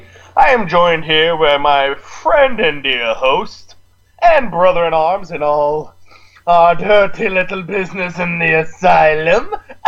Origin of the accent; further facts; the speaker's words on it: Boston, Massachusetts, United States; I mean, I'm from Boston.